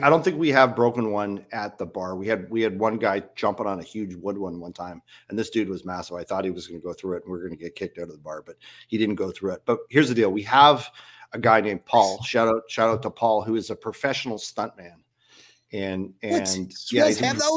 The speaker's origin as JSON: {"language": "English", "town": "Orchard Park", "region": "New York", "country": "United States", "tie": "born or raised there", "moved": "yes", "lives_now": "Vancouver, Canada", "said": "I grew up four blocks from the stadium"}